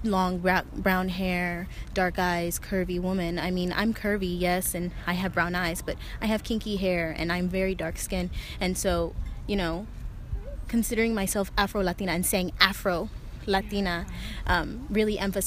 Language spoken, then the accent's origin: English; North Carolina, United States; also born or lived in Ithaca, New York; I was born in Ithaca, New York, and raised in North Carolina, so I am a Southern girl at heart